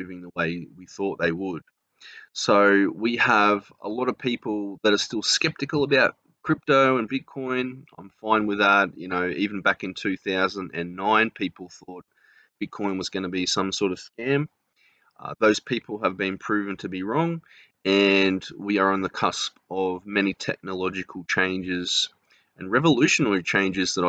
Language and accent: English; Australia; accent: Australian; from Australia, obviously, because of my accent